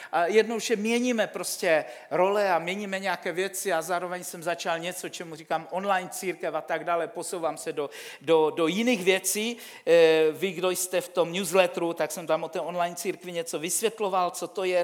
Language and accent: Czech; Silesia, Czechia; já pocházím ze Slezska